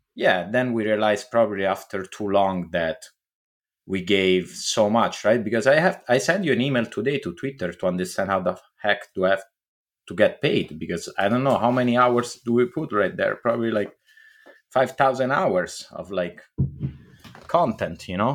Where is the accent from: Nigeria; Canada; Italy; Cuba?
Italy; English is a second language; moved away; I come from Italy